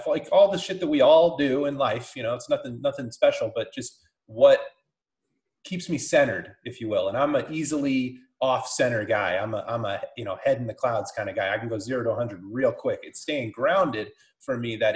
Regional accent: California, United States; moved away as an adult; also born or lived in Lake Tahoe / Weed, California; now in Bend, United States; We're in Bend, born and raised in California.

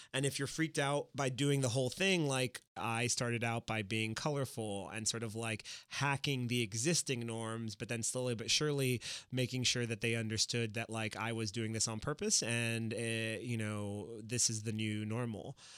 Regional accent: Miami, Florida, United States; from Miami, I was born in Miami.

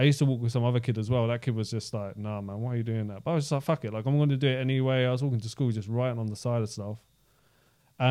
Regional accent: London, United Kingdom; I grew up in Southeast London

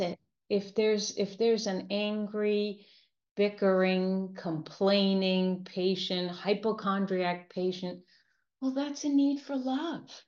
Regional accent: New York, United States; I'm a New Yorker

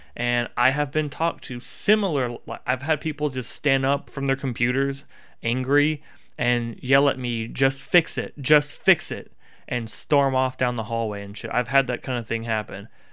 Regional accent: Tennessee, United States; I grew up in Tennessee

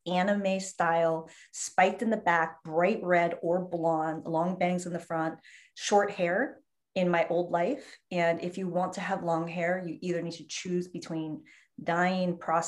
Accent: San Diego, California, United States; moved away; also born or lived in San Francisco / New York City / South Florida; I was born in San Diego, lived in San Francisco for a very long time, but then lived in New York City for a long

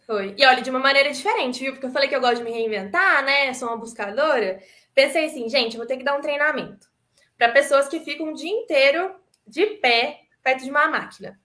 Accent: Itajubá, Minas Gerais, Brazil; also born or lived in Itararé, São Paulo; E nasci em Tararé, em São Paulo, mas fui criada mesmo em Itajubá, sul de Minas, que eu amo de paixão essa terrinha.

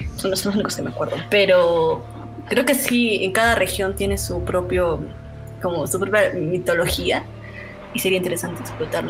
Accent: Moquegua, Peru; moved away; en mi pueblo, en Moquegua, una leyenda muy conocida era la del toro del Cerro Baúl

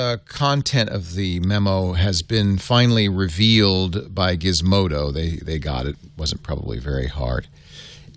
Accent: Providence, Rhode Island, United States; moved away; I grew up in Providence, Rhode Island

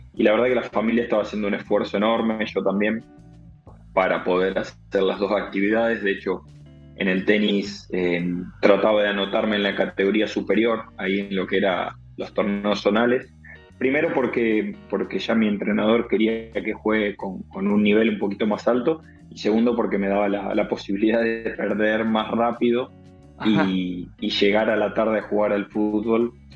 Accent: Armstrong, Santa Fe, Argentina; soy de un pueblo muy, muy chiquito, de, de Armstrong, de la provincia de Santa Fe

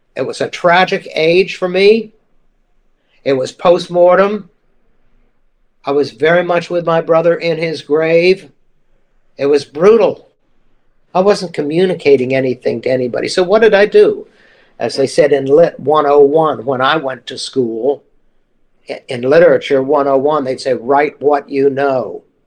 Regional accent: Mississippi, United States; moved away; I'm from Mississippi

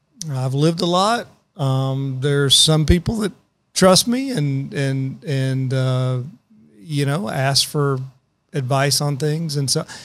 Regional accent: Paris, Texas, United States; also born or lived in Mount Vernon, Texas; I'm from a little town in Northeast Texas called Paris

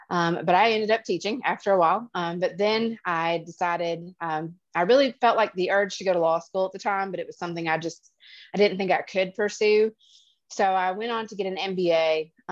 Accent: Attalla, Alabama, United States; also born or lived in New London, Wisconsin; So I grew up um, initially in Wisconsin. I'm from New London, Wisconsin. Um, lived there until I was five. Um, our house burned down in the middle of the wintertime. And my dad said, That is enough of that. No more snow, he thought. So we uh, traversed all the way down to Attalla, Alabama

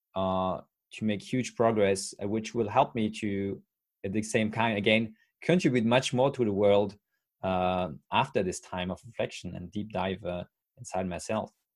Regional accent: France; English is a second language; I'm 35 years old from France

